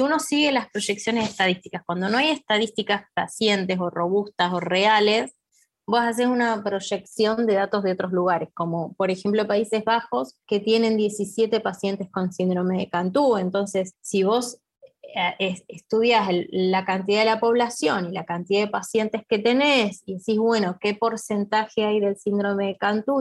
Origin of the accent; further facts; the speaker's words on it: Argentina; acá en mi país